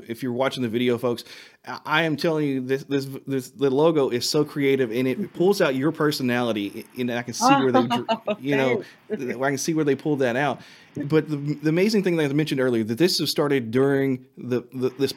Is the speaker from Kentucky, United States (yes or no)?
yes; Eminence, Kentucky, United States; also born or lived in Shelbyville, Kentucky; my hometown, which is in Eminence, Kentucky